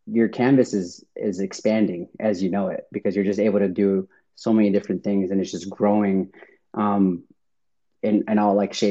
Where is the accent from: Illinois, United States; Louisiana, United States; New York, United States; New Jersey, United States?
Illinois, United States; Chicago; I'm from Chicago